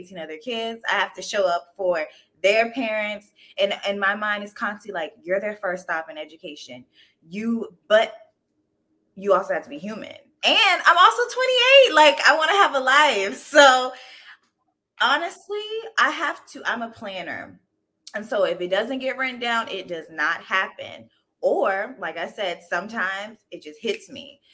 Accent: Pawleys Island, South Carolina, United States; moved away as an adult; now in Washington, DC, United States; I'm originally from Pawleys Island, South Carolina

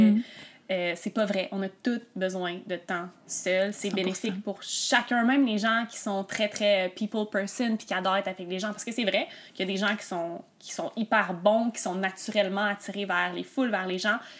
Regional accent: Quebec, Canada; also born or lived in Montreal; je suis une Québécoise, puis je suis née au Québec

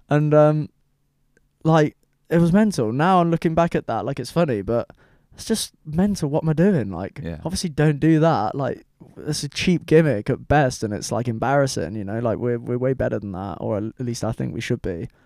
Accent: United Kingdom; I'm British

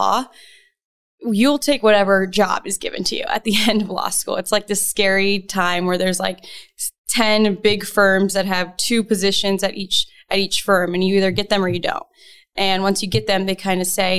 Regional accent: Arizona, United States; I am local, born and raised in Arizona

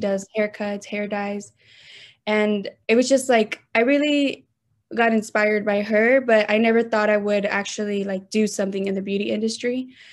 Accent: Austin, Texas, United States; I was born and raised here in Austin, Texas

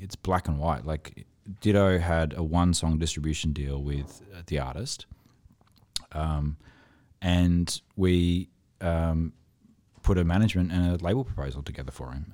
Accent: Toowoomba, Queensland, Australia; I'm from Toowoomba

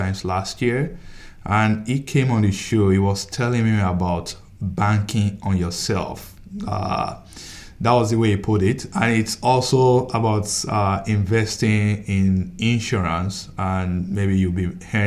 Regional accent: Nigeria; now in United States; I'm from, I came from Nigeria

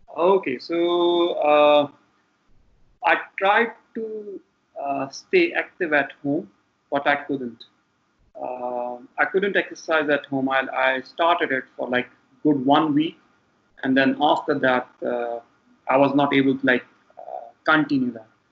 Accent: Lahore, Punjab, Pakistan; moved away as an adult; also born or lived in Canada; now in Islamabad, Pakistan; I am from Lahore uh, in Punjab, Pakistan

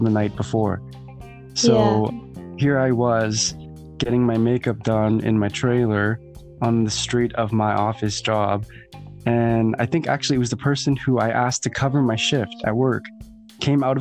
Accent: Winnipeg, Manitoba, Canada; my hometown, Winnipeg

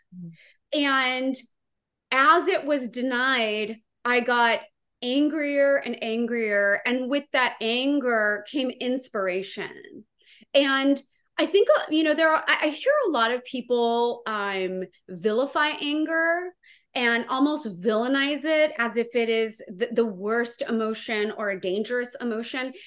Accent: Santa Maria, California, United States; my hometown

